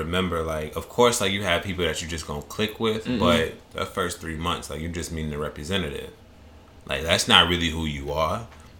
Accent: Midwest, United States; Like, I'm from the Midwest, so it's just like

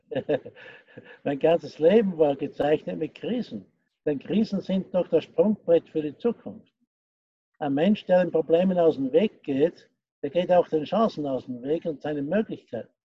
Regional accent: Austria; born there; ich bin gebürtiger Österreicher, äh, bin 72 Jahre alt

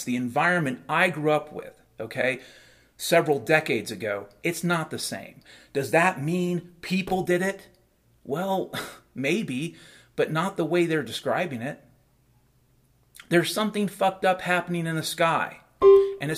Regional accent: Puget Sound, Washington, United States; I grew up around the Puget Sound back in the 70s and 80s

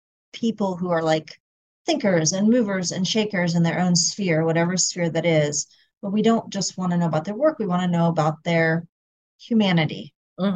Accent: Ohio, United States; I'm from Ohio

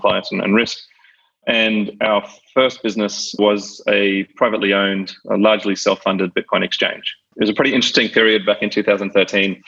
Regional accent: Brisbane, Queensland, Australia; moved away as an adult; also born or lived in Sydney; I was born and raised in Brisbane, Australia.

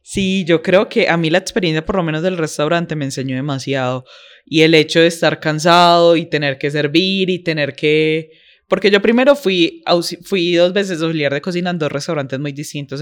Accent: Paisa, Antioquia, Colombia; yo soy paisa

